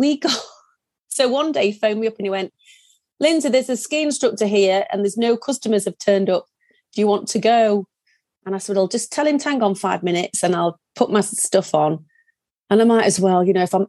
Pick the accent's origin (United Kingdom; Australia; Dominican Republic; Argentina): United Kingdom; Yorkshire and the Humber; accent: Yorkshire; moved away as an adult; also born or lived in Germany; now in French Alps, France; as you can tell from the accent, from Yorkshire.